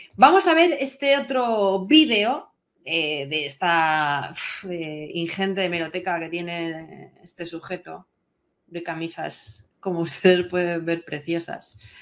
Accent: Valencian Community, Spain; lo que somos los valencianos

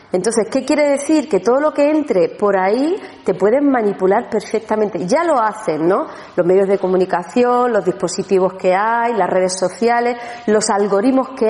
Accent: Andalusia, Spain; una cosita más para celebrar, que somos andaluces.

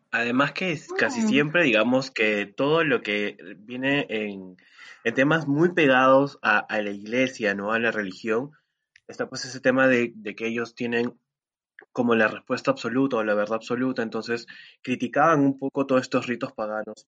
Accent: Lima, Peru; fui por mi barrio, yo soy de Jesús María

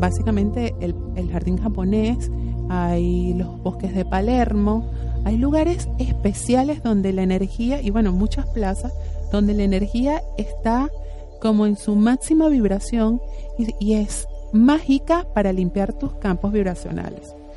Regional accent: Venezuela; now in Argentina; Nosotros en Venezuela, si ustedes no saben, yo soy venezolana

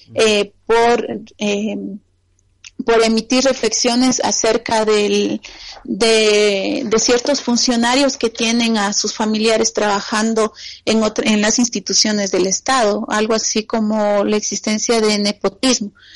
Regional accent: Ecuador; en mi país

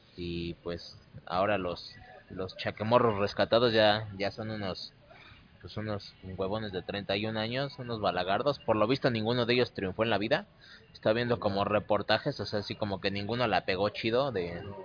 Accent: Mexico City, Mexico; yo nací y moriré en el Distrito Federal

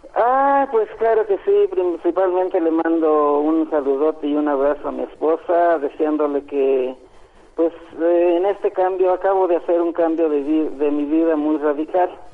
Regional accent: Tlaltenango de Sánchez Román, Zacatecas, Mexico; now in Mexico City, Mexico; yo soy del estado de Zacatecas.

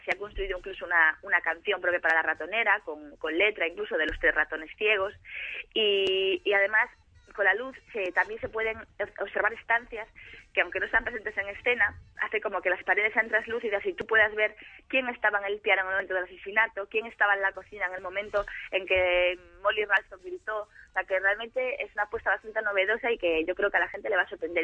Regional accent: Galicia, Spain; moved away as an adult; hace cuatro años me fui de Galicia y el hecho abandonar mi casa y mi familia

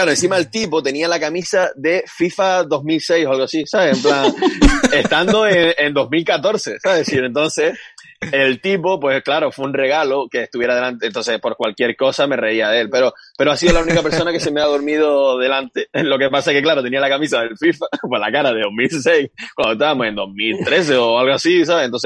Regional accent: Fuerteventura, Canary Islands, Spain; yo siendo majorero

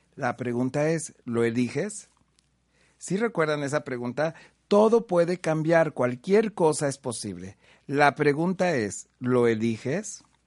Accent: Huamantla, Tlaxcala, Mexico; now in Puebla, Mexico; soy originario de Guamante, Tlaxcala, un pueblo mágico hermoso

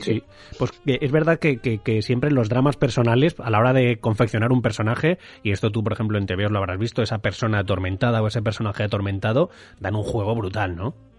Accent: Madrid, Community of Madrid, Spain; moved away as an adult; now in Mallorca, Spain; yo soy madrileño, ahora mismo eh, viviendo en Mallorca

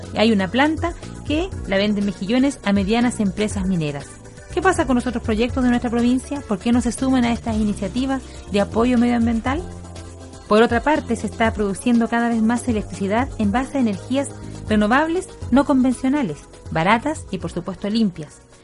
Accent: Chile; nos toca cumplir como chilenos

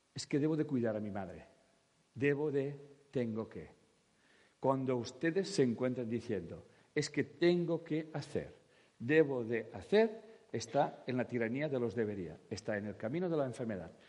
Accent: Catalonia, Spain; yo como catalán vivo en una parte de España

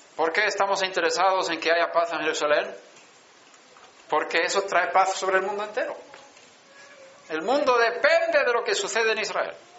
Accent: Sweden; moved away; Yo estaba en Suecia, nací en Suecia

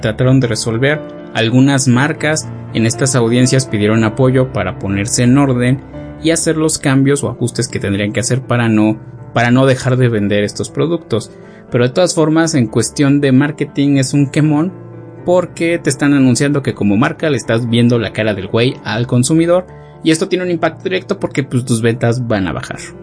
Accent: Mexico; nosotros como mexicanos

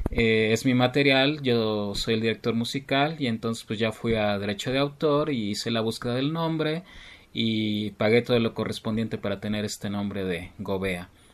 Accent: Mexico City, Mexico; soy del Distrito Federal

